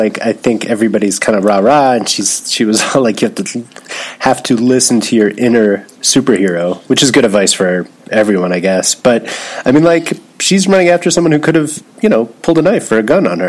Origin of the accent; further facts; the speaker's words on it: Philadelphia, Pennsylvania, United States; as you can tell, I don't really have any kind of Philly accent. And even my mom, who grew up in Philly and in a close suburb, doesn't have much of it